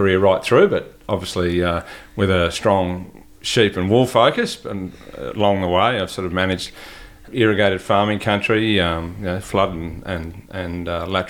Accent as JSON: {"language": "English", "region": "New South Wales", "country": "Australia", "moved": "yes", "said": "I grew up in ag. My father managed properties, so I'm from New South Wales originally."}